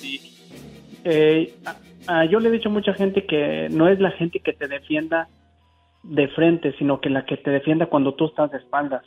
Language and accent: Spanish; Guanajuato, Mexico; now in Kalamazoo, United States; soy originario de Guanajuato y aquí radico en Michigan.